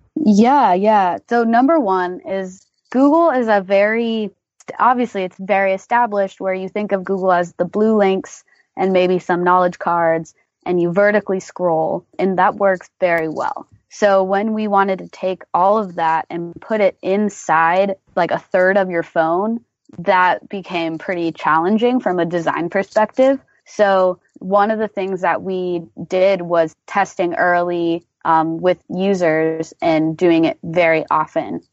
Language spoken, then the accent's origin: English; Portland, Oregon, United States; moved away as an adult; also born or lived in Austin, Texas; I grew up in Portland, Oregon, and then I went to the University of Texas at Austin where I studied computer science.